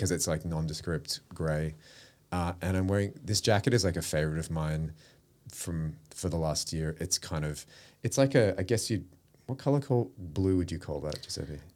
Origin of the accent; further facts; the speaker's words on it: Melbourne, Victoria, Australia; moved away as an adult; now in Sydney, Australia; I grew up in Melbourne. So, I spent all of my childhood down there. I didn't move to Sydney till I was, till two thousand